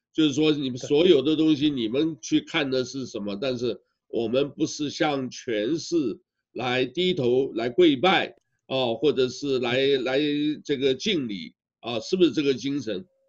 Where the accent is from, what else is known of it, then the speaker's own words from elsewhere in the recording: Taiwan; 我呢是台湾出生长大的，虽然呢我老家在湖南